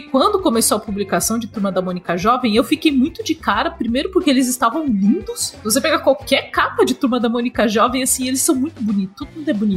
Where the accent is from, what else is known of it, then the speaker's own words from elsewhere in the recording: Brazil; eu sou brasileira